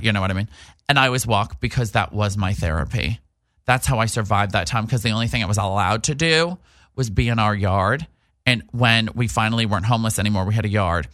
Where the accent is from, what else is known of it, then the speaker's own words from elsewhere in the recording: New Hampshire, United States; accent: East Coast; moved away; also born or lived in New York City; big time East Coast. I'm from New Hampshire